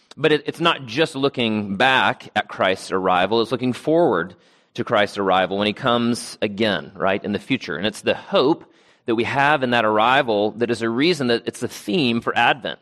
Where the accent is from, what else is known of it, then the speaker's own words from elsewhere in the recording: Travelers Rest, South Carolina, United States; I grew up on land in Travelers Rest, South Carolina, and so much of my childhood was spent mowing